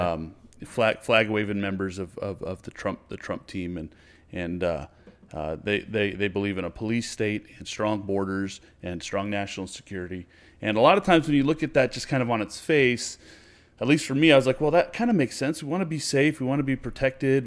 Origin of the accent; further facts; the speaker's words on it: United States; I'm an American. This is where I'm from